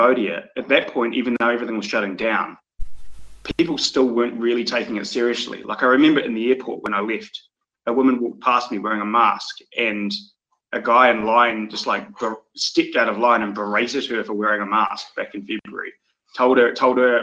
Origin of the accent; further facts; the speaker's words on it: Dunedin, Otago, New Zealand; moved away as an adult; now in Tanzania; growing up in New Zealand, where I lived in Dunedin. I was right beside the coast my whole life.